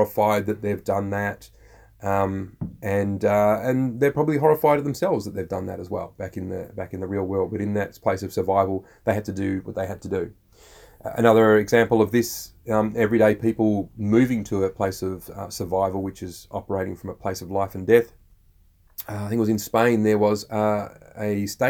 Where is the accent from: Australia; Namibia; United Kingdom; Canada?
Australia